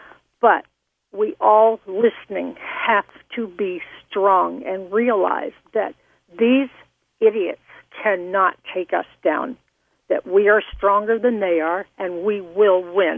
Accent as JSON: {"language": "English", "region": "Florida", "country": "United States", "tie": "born or raised there", "moved": "yes", "lives_now": "New York, United States", "said": "I grew up in Florida in a very way to the left political family."}